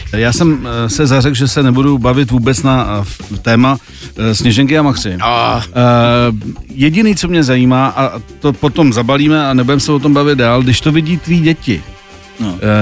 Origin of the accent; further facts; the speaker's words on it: Czechia; u nás v Čechách